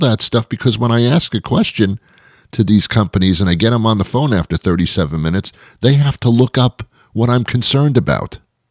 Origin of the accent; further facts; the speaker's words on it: United States; I'm an American. I speak English. I'm not from another country